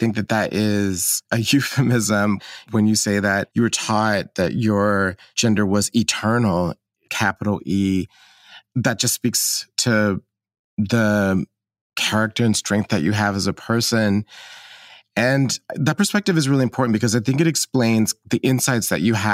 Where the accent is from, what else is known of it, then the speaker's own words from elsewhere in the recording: Atlanta, Georgia, United States; moved away; I grew up in Atlanta